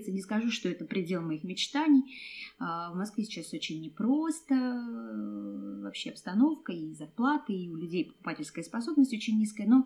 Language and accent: Russian; Kazakhstan; Хоть мы и кочевники, я из Казахстана, я родилась в Казахстане, и нам нравится переезжать